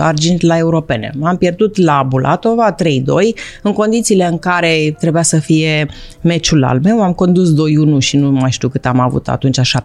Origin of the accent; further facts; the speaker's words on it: Bucharest, Romania; eram din București